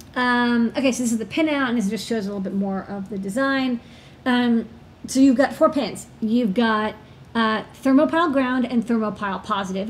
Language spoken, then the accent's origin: English; New York City, New York, United States; being a New Yorker